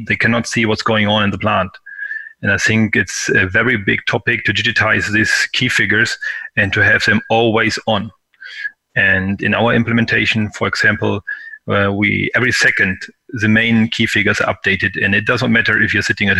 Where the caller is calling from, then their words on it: Hanover, Lower Saxony, Germany; I'm calling in from Hanover, Germany. Hanover might be known for the exposition. There's a big industrial fair normally in March.